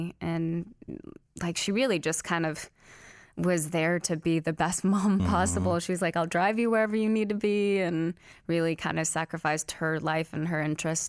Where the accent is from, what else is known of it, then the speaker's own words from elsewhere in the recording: California, United States; also born or lived in Salinas; I was born in Salinas, California. Mm-hmm. I moved around a ton growing up, so I didn't stay in any place too long, mm-hmm. but always California.